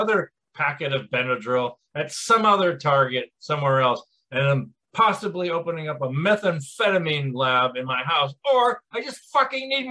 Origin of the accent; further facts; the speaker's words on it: United States; I was from the United States